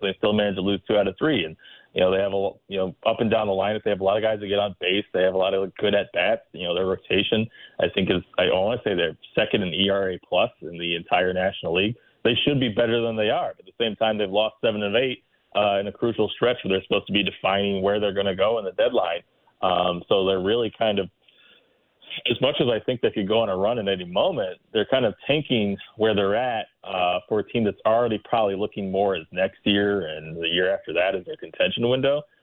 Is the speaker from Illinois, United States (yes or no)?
yes; Chicago, Illinois, United States; as a Chicagoan